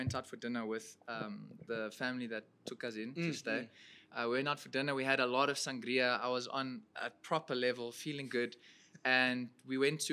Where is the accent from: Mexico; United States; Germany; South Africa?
South Africa; I'm a singer from South Africa.